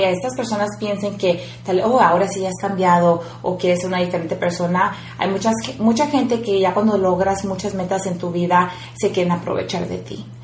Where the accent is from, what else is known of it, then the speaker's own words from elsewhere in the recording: Mexico; moved away; yo vengo del rancho